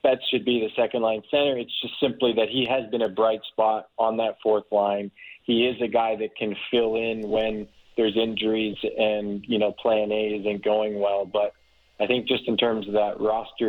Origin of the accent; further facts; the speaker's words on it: Toronto, Ontario, Canada; I grew up in Toronto